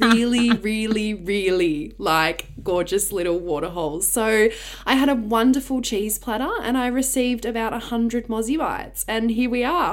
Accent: Larrakia country, Northern Territory, Australia; I am a proud Luritja and Warra man who was born and raised on Larrakia country.

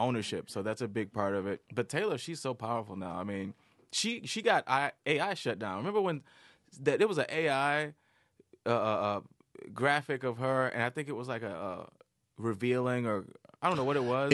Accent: Detroit, Michigan, United States; I grew up in Detroit, so I I was always around like real thug, like hood

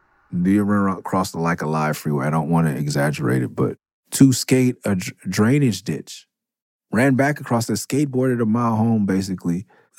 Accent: Oakland, California, United States; me and Aesop, like, we come from East Oakland to go skate EMB.

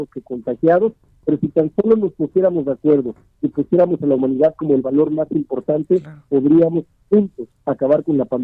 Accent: Aguascalientes, Mexico; En Aguascalientes, por ejemplo, en mi tierra

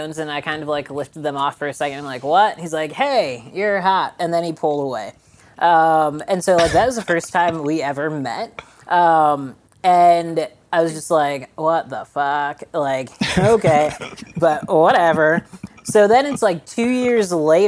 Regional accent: Illinois, United States; moved away as an adult; also born or lived in Boulder, Colorado / Leadville, Colorado / Las Vegas, Nevada; I moved back to Illinois and basically my hometown because I got married

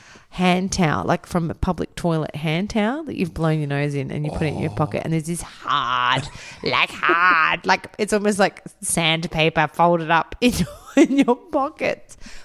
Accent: England, United Kingdom; I think that's an English thing because I'm English.

